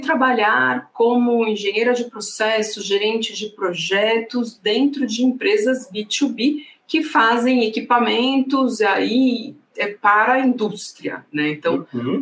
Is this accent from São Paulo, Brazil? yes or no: yes; Santos, São Paulo, Brazil; sou de Santos